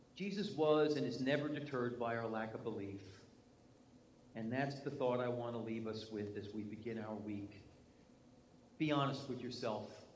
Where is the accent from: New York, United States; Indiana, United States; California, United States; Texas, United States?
New York, United States; accent: New York; moved away; my New York English